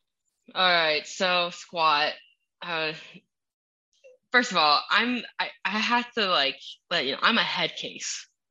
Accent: Minnesota, United States; English is a second language; also born or lived in Utah / Idaho; now in Florida, United States; I'm from Minnesota originally

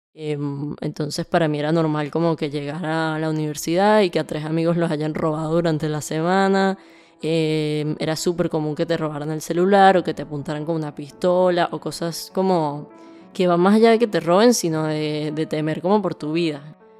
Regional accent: Caracas, Capital District, Venezuela; moved away as an adult; now in Argentina; vengo de Venezuela, nací en Venezuela y pasé toda mi vida ahí. En Venezuela vivía en Caracas, que es la capital

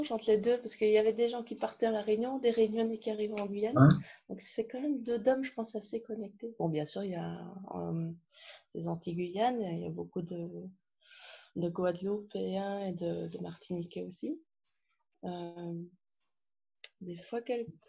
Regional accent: Belgium; also born or lived in France; euh, j'ai 43 ans, euh

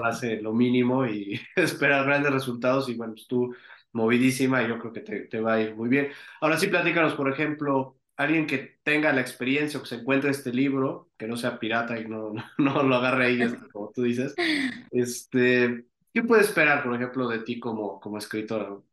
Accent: Mexico

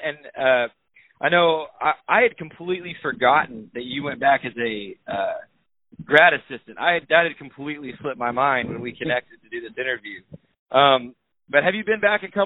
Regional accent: Waco, Texas, United States; I grew up in Waco

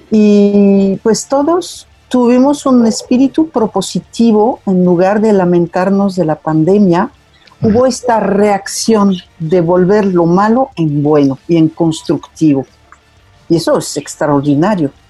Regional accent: Mexico; Si hay algo muy importante en la cultura mexicana, y me incluyo porque efectivamente yo soy mexicana

